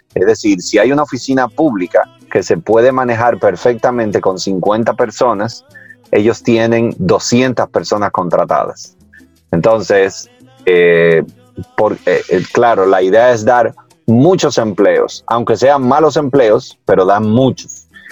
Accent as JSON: {"language": "Spanish", "country": "Dominican Republic", "tie": "born or raised there", "said": "yo nací aquí"}